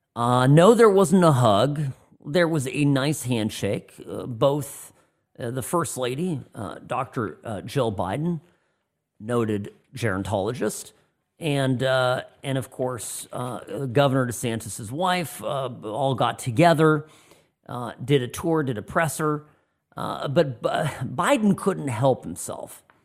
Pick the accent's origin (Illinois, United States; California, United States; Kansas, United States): California, United States; Orange County; moved away as an adult; now in Nevada, United States; I grew up in Orange County, California